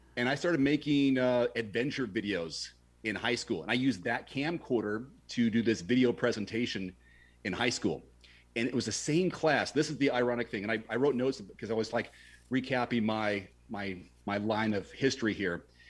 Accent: Portland, Oregon, United States; my hometown of Portland, Oregon

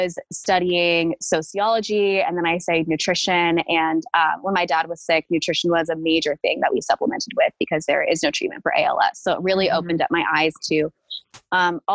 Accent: Fresno, California, United States; I grew up in Fresno, California

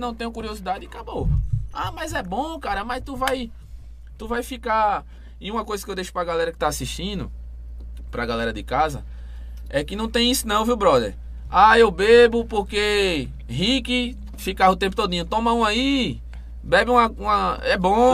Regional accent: Goiana, Pernambuco, Brazil; eu sou de Goiânia

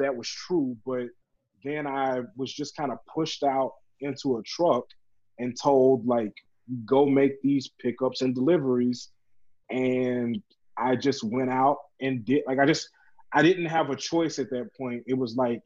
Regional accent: Louisiana, United States; I grew up in small town Louisiana where we don't have mountains

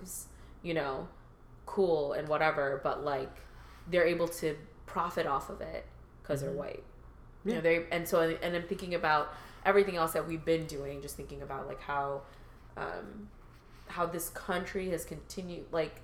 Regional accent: Chicago, Illinois, United States; I grew up in Chicago

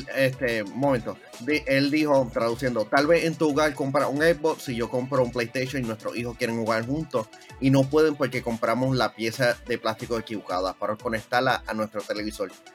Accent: Puerto Rico; para algunas cosas somos de Puerto Rico

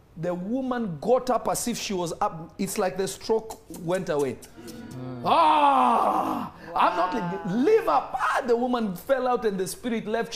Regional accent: Nairobi, Kenya; now in United States; I remember when I was growing up in Nairobi, Kenya. I'm not Kenyan, but I grew up in Kenya.

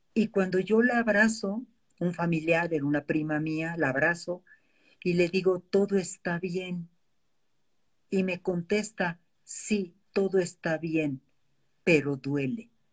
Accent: Mexico; como mexicanos

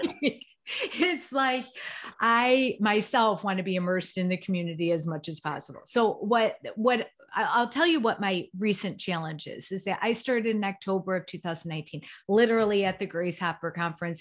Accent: Chicago, Illinois, United States; I'm from the Chicagoland area.

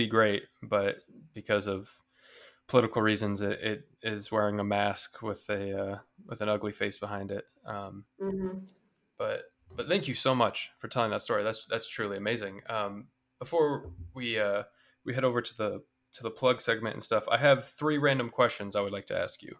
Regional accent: United States; growing up in America

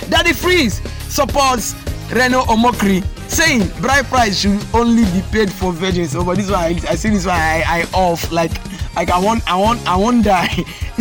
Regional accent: Nigeria; being a Nigerian

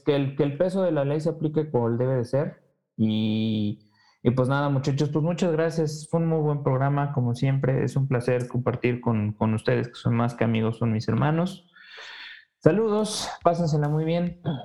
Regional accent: Mexico; yo yo como como mexicano

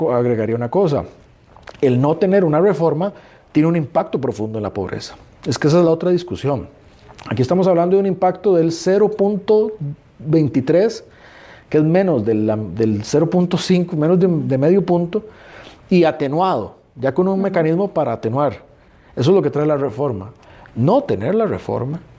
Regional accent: Costa Rica; todos como costarricenses

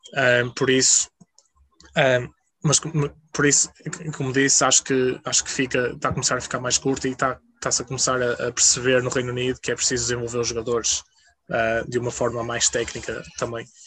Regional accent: Portugal; moved away as an adult; also born or lived in England; como bom português

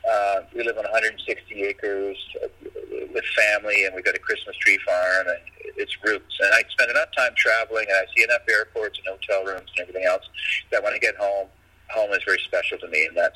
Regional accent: Nanaimo, British Columbia, Canada; born or raised there

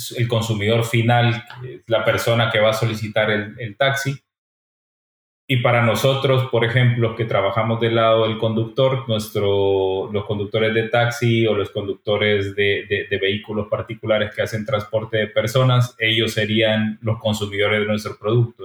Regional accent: El Salvador; now in Barcelona, Spain; Yo soy de El Salvador y vivimos dos terremotos en el 2001

